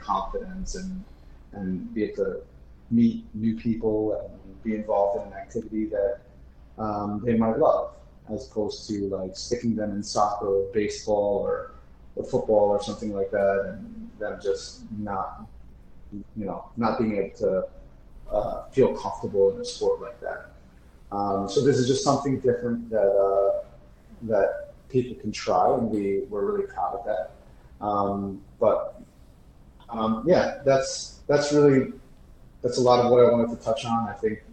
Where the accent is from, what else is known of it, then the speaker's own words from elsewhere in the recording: Wayne, New Jersey, United States; now in Newark, United States; I grew up in Wayne, New Jersey, the first 20 plus years of my life.